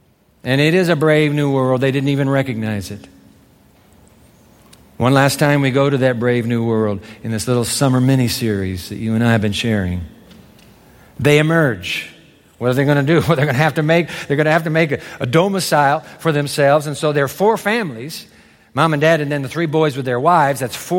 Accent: Japan; I grew up in Japan, and the Japanese use the 10,000 Chinese characters

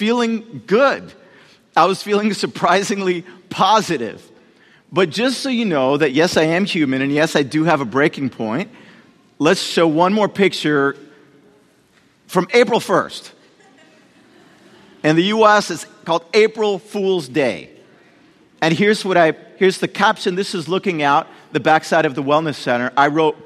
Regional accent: Puerto Rico; moved away; I was born in Puerto Rico

